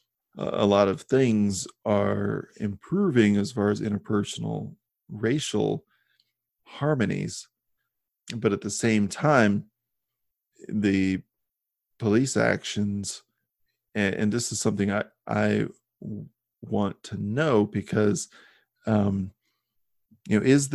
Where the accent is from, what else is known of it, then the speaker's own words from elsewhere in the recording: Midwest, United States; I grew up in the Midwest and we just didn't really have minorities.